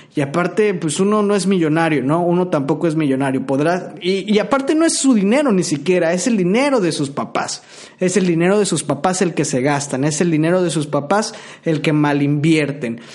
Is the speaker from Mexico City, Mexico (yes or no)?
no; Tabasco, Mexico; yo soy tabasqueño